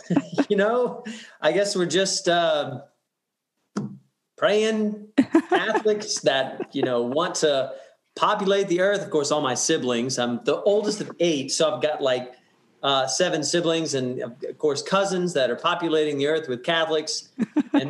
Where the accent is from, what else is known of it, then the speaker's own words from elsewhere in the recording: Lake Charles, Louisiana, United States; also born or lived in Austin, Texas / New Orleans, Louisiana / Covington, Louisiana; I'm from Lake Charles, Louisiana, and I grew up there